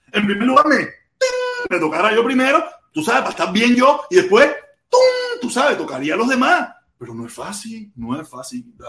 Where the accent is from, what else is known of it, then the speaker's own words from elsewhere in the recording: Cuba; yo que soy cubano